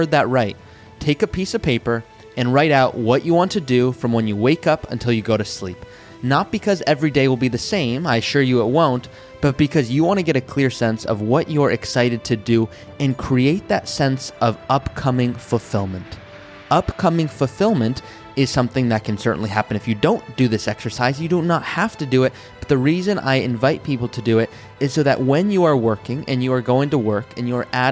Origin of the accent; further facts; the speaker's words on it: Malibu, California, United States; I grew up in Malibu, California